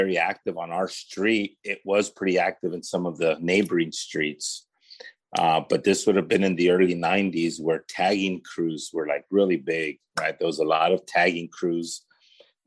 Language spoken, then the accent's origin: English; Paramount, California, United States; also born or lived in Los Angeles, California; I was raised in the city of Paramount, which is the city right next to Bellflower.